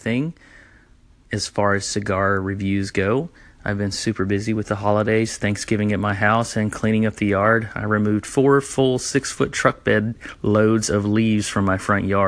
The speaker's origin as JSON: {"language": "English", "region": "the South", "country": "United States", "said": "I'm from the South."}